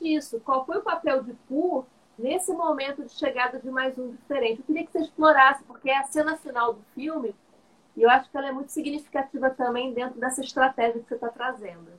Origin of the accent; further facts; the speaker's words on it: Cabo Frio, Rio de Janeiro, Brazil; e olha que eu nem sou do Rio, eu sou de Cabo Frio